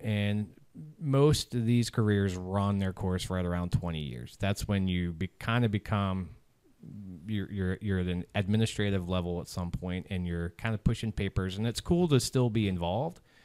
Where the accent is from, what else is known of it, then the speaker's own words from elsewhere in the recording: Southern Maryland, United States; moved away as an adult; born and raised, born and raised in Maryland, Southern Maryland